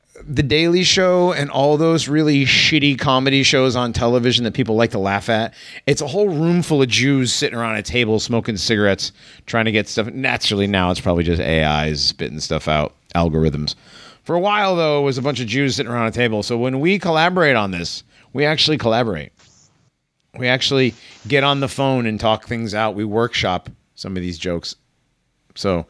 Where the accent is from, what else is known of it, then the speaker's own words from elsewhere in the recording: United States; I'm American